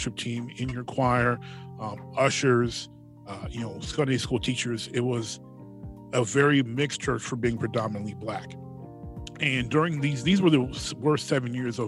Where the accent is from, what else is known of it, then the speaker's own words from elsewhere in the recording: Pittsburgh, Pennsylvania, United States; moved away as an adult; eventually we moved away from Pittsburgh